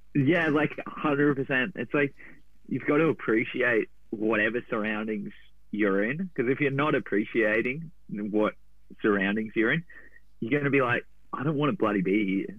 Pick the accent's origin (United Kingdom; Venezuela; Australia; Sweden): Australia; Gold Coast, Queensland; moved away; I grew up on the Goldie